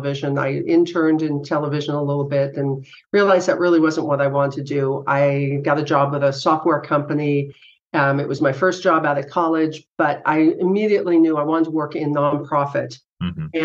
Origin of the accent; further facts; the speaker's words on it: East Bay area, California, United States; moved away as an adult; now in Sacramento, United States; Originally, I was from the East Bay area